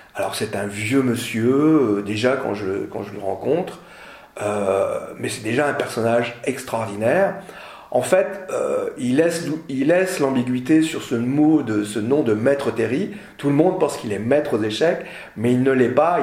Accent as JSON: {"language": "French", "area": "Nord", "region": "Hauts-de-France", "country": "France", "said": "je suis du Nord"}